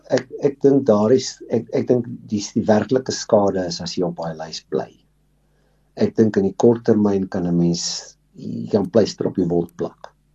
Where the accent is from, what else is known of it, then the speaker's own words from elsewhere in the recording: South Africa; ons as Suid-Afrikaners